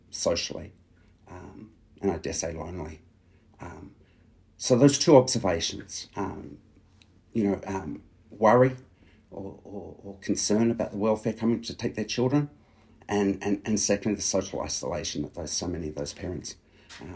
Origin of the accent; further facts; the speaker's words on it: New South Wales, Australia; my home state of New South Wales